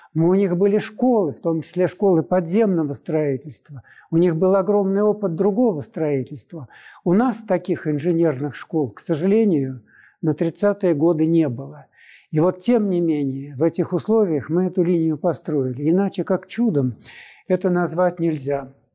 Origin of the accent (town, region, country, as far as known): Moscow, Russia